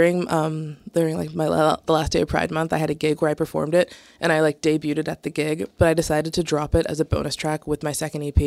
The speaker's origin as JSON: {"language": "English", "area": "right outside of Atlanta", "region": "Georgia", "country": "United States", "tie": "born or raised there", "moved": "as an adult", "lives_now": "Boston, United States", "said": "I'm from right outside of Atlanta"}